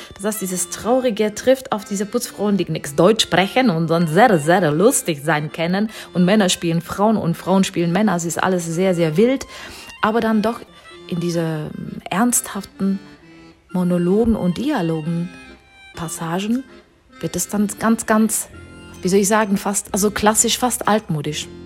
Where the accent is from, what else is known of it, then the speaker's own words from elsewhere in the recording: Czechia; moved away; bin ja selber Tschechin